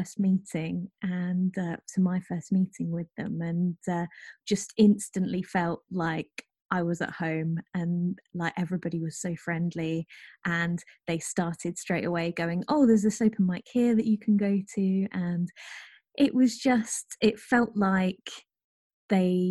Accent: rural Norfolk, East of England, United Kingdom; now in Nottingham, United Kingdom; where I grew up, which is rural Norfolk

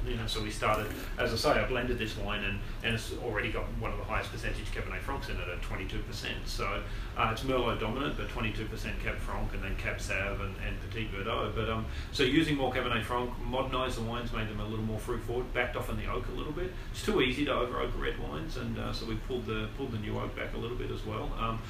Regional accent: Australia; moved away; I'm Australian.

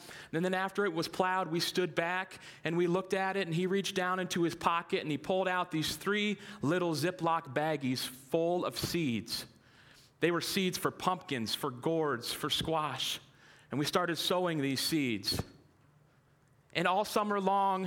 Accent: North Canton, Ohio, United States; now in Green, United States; I was born and raised in North Canton, lived here most of my life

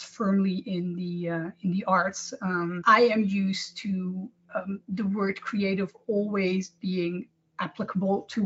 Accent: Amsterdam, North Holland, Netherlands; moved away as an adult; now in Copenhagen, Denmark; I am originally from Amsterdam, the Netherlands, but I've worked all over Europe in different companies

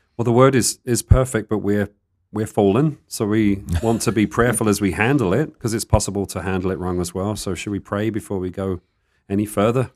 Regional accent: United Kingdom; now in Tucson, United States; I guess I'm still a Brit, but in the desert

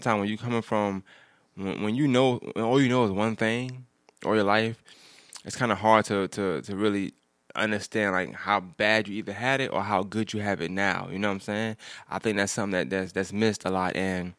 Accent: New York, United States; And I'm from New York, so I like to walk.

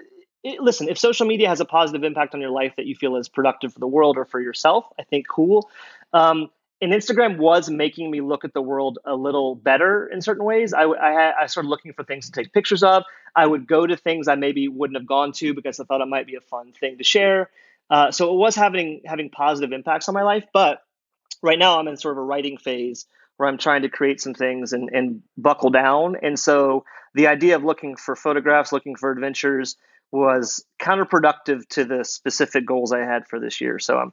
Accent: Louisiana, United States; I will say he's right. I'm from Louisiana. I would say the vast majority of my family is deep red state

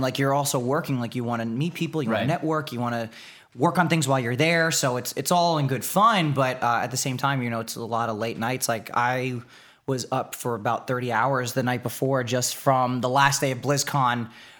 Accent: East Coast, United States; Never been to Disneyland. Been to Disney World. I'm from the East Coast, man.

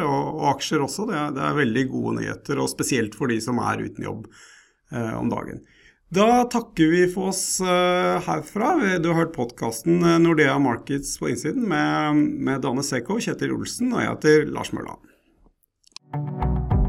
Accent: Norway; oss som, som nordmenn

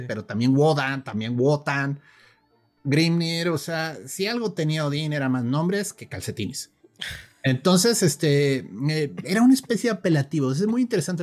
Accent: Mexico; yo soy de aquí de México

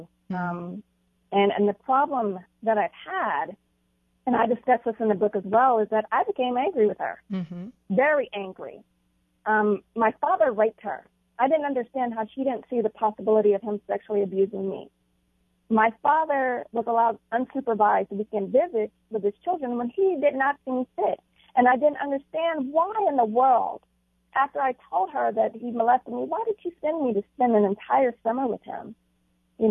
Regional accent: Fort Worth, Texas, United States; also born or lived in Atlanta; I was raised in Fort Worth, Texas

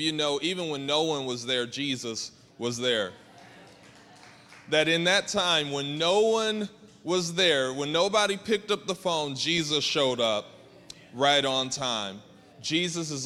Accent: Georgia, United States; I'm from Georgia, and I'm the oldest of five.

